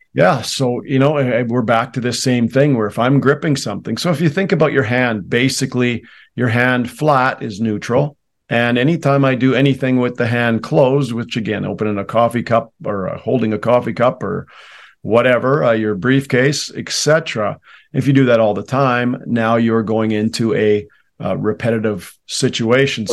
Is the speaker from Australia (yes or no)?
no; Canada; I was raised in Canada